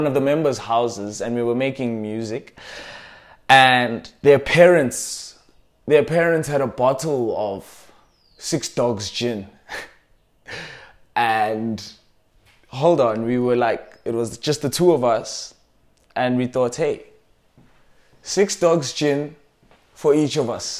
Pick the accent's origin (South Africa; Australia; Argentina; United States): South Africa